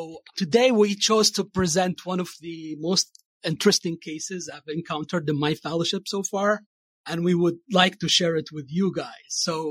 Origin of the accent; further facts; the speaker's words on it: Saudi Arabia; moved away as an adult; also born or lived in Massachusetts, United States; now in Connecticut, United States; I'm one of the third years. I'm the current chief fellow at the University of Connecticut. I'm originally from Saudi Arabia. I moved into the U.S. 5 years ago.